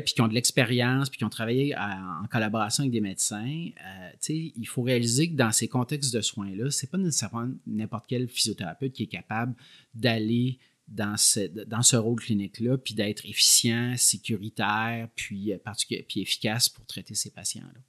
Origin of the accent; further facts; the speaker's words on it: Quebec City, Quebec, Canada; moved away as an adult; now in Montreal, Canada; je viens de la région de Québec